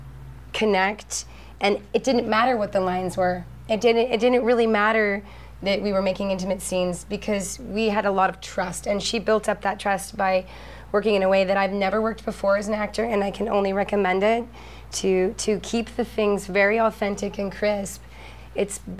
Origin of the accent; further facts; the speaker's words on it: United States; I'm an American